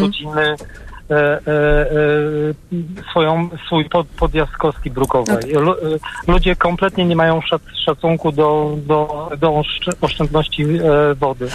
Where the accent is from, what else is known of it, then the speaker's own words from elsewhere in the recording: near Poznań, Greater Poland, Poland; Jestem mm, z okolic, nie z samego Poznania, z okolic Poznania